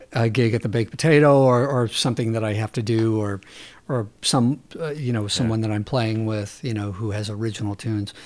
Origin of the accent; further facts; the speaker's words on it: San Diego, California, United States; I was born in San Diego